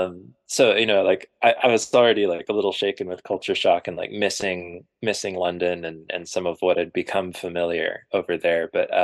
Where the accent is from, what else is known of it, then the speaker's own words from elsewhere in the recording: Japan; Which I forgot to mention, I grew up in Japan for like 8 years